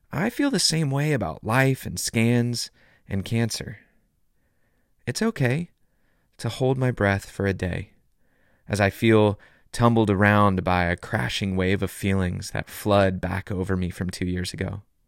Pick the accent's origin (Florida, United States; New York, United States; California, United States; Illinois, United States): California, United States; Southern; When I was a kid growing up in Southern California, I'd go body surfing in Malibu every summer